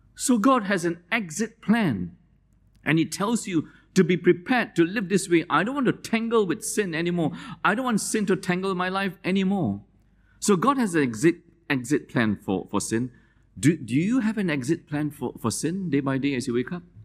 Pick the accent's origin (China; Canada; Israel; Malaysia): Malaysia; moved away; I wear the sarong because I grew up in Malaysia